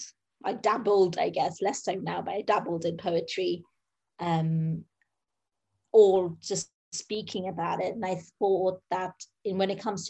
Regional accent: United Kingdom; I'm a British Bengali in my 30s

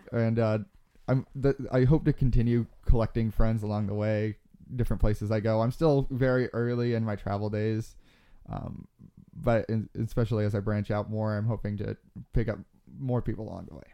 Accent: Globe, Arizona, United States; I grew up in Globe, Arizona, which is about, um, an hour, uh, east of where we are now.

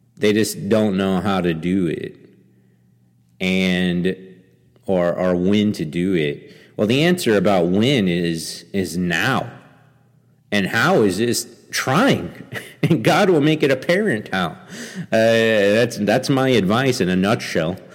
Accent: Angleton, Texas, United States; also born or lived in Saint Petersburg, Russia; a church there in, in Angleton, Texas, my hometown

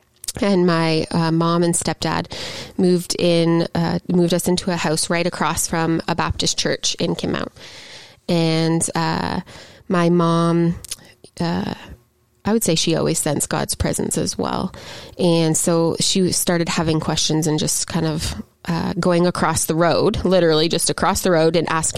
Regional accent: Gananoque, Ontario, Canada; I grew up from ages 0 to about 15 all over the Gananoque, Lansdowne kind of region of Ontario, all around the St. Lawrence.

